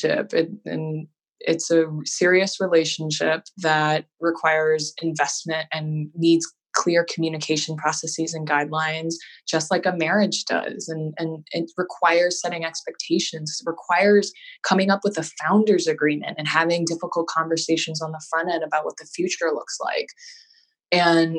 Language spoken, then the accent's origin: English; Hawaii, United States; now in Boston, United States; I am originally from Hawaii and I live in Boston now.